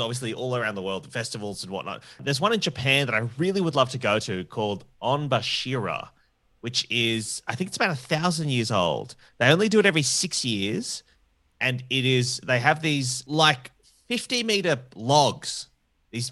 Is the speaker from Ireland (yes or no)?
no; New South Wales, Australia; I am from New South Wales